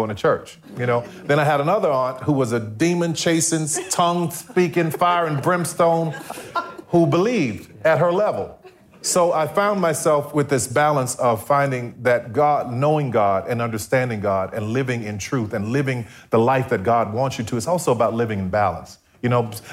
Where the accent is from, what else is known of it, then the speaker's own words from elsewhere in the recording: New Orleans, Louisiana, United States; growing up in New Orleans